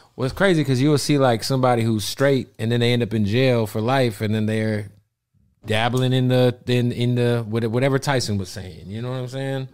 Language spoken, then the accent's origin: English; West Coast, United States; also born or lived in Florida; I'm from the West Coast